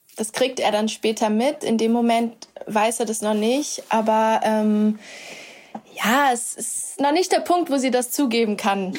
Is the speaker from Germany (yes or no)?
yes; Würzburg, Bavaria, Germany; now in Berlin, Germany; in meiner Heimatstadt in Würzburg